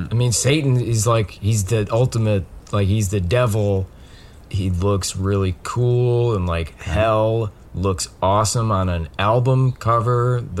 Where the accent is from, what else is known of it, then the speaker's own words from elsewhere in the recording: Colorado, United States; moved away; Uh, no. I, I grew up in Colorado, um, and then, uh, so my parents got divorced